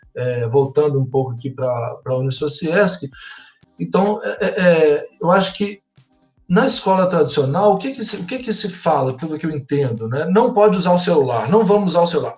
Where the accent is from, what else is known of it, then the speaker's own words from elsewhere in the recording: Belo Horizonte, Minas Gerais, Brazil; moved away as an adult; also born or lived in Triângulo Mineiro / São Paulo; now in Blumenau, Brazil; eu sou mineiro, é, nasci no Triângulo Mineiro, mas morei em Belo Horizonte a maior parte da minha vida. Hoje eu moro em Blumenau